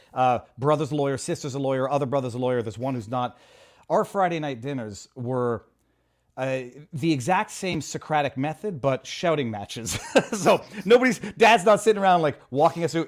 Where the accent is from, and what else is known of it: Canada; moved away